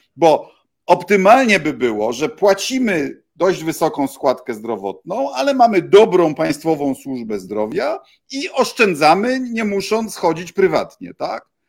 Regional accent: Bydgoszcz, Kuyavian-Pomeranian Voivodeship, Poland; Wychowałem się w bloku, tak jak na osiedlu leśnym w Bydgoszczy

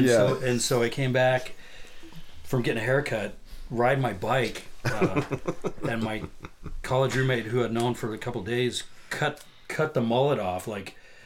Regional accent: Spokane, Washington, United States; moved away as an adult; also born or lived in Seattle; I grew up in Spokane and I moved to Seattle in 1980.

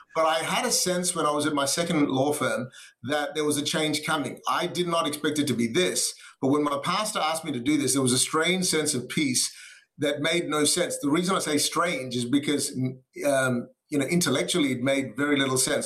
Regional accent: Perth, Western Australia, Australia; also born or lived in Singapore / Malaysia; at the age of nine, our family moved to Perth, Western Australia. It's the west coast of Australia, and that really where I grew up

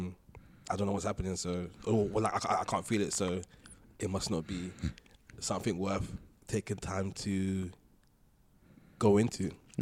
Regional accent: United Kingdom; With black people, I guess, like, even though, like, we're British

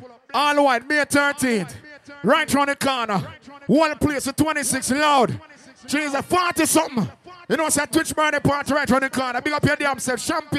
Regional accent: New Jersey, United States; We are from New Jersey. New Jersey's finest.

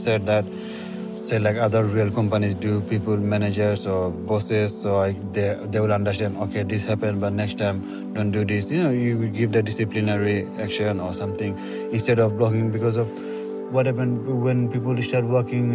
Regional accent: Bangladesh; moved away as an adult; now in London, United Kingdom; I'm originally from Bangladesh, but I've been living in London for the last 18 years

